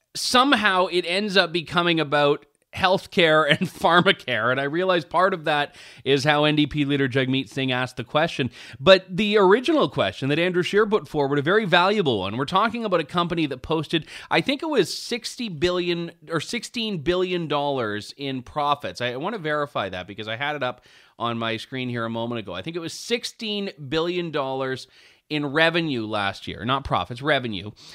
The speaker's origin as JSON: {"language": "English", "country": "Canada", "said": "I'm happy as a Canadian"}